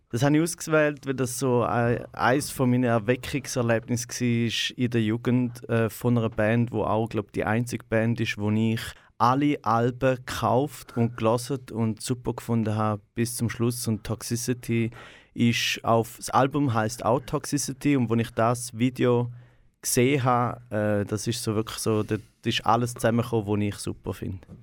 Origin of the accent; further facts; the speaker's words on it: Goldach, St. Gallen, Switzerland; moved away as an adult; also born or lived in Rorschach; geboren bin ich in Rorschach äh, im Spital, direkt neben Goldach, äh, wo äh, ich auch, also wo meine Eltern wohnen, auch immer noch. Und dort bin ich meine ersten ja, 18 Jahre habe ich zu Goldach gelebt.